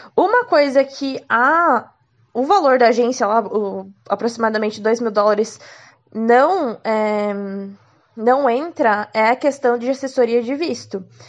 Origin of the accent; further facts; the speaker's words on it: Curitiba, Paraná, Brazil; sou de Curitiba, tinha uma franquia aqui